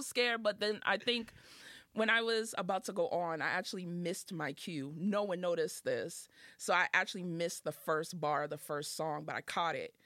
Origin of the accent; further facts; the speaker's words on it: Boston, Massachusetts, United States; also born or lived in the South (US); I'm from Dorchester